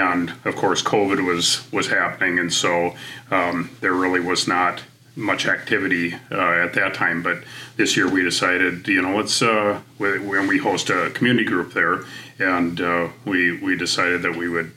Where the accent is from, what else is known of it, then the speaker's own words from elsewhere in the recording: Midwest, United States; moved away as an adult; also born or lived in Wisconsin; now in Virginia, United States; my wife Sabrina was originally from the East Coast, and I was from the Midwest